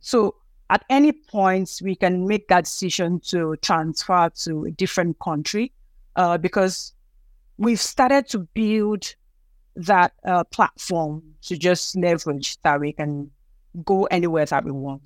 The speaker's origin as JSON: {"language": "English", "region": "Lagos", "country": "Nigeria", "tie": "born or raised there", "also_born_or_lived": "Ogun State", "moved": "as an adult", "lives_now": "Edmonton, Canada", "said": "I just found myself born in Lagos and I grew up in Lagos."}